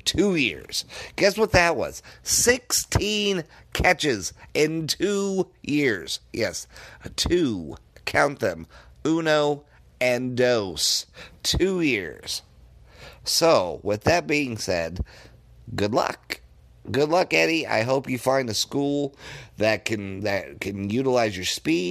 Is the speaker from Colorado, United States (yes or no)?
yes; Denver, Colorado, United States; I grew up in Denver, Colorado.